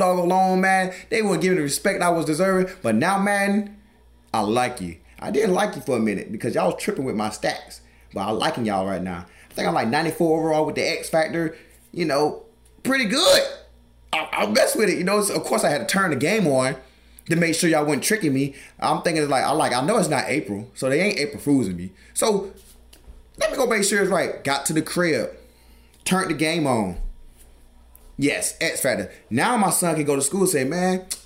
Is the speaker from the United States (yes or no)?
yes; the South, United States; I'm from the South. I don't do the cold.